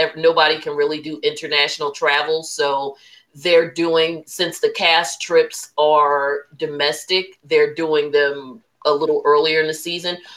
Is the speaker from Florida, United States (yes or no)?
no; New Jersey, United States; I'm from Jersey, again, New Jersey's got lots of money